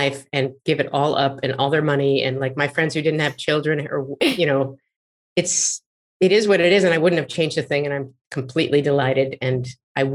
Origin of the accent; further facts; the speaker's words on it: Marin County, California, United States; also born or lived in San Francisco; I grew up in Marin County, where I live now in Sausalito